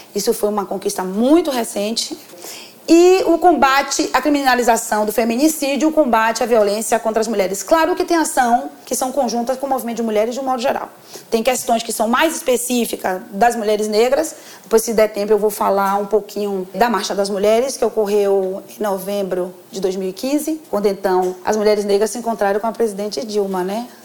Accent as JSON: {"language": "Portuguese", "region": "Northeast Region", "country": "Brazil", "said": "Como nordestina"}